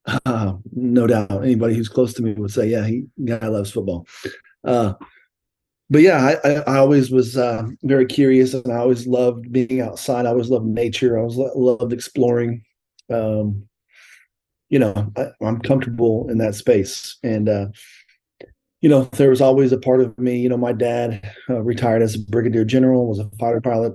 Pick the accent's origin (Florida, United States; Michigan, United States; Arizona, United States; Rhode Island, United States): Arizona, United States; Tucson; also born or lived in Columbus, Ohio; I grew up in Tucson, and we played baseball